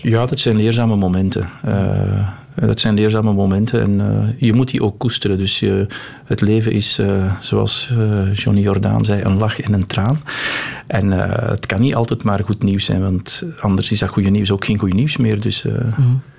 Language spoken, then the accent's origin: Dutch; Flanders, Belgium; wij als Vlamingen